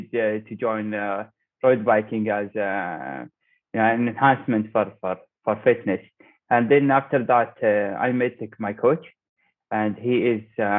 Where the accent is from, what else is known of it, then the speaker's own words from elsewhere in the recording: Dubai, United Arab Emirates; I am from Dubai. I work as a mechanical engineer in Dubai Electricity. And I was born in Dubai. I live in Dubai. I'm from here.